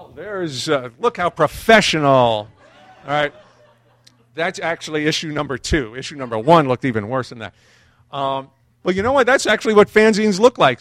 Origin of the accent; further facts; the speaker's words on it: New York City, New York, United States; growing up in Brooklyn